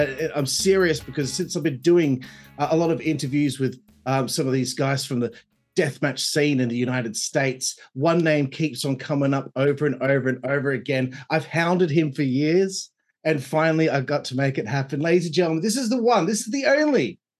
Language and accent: English; Australia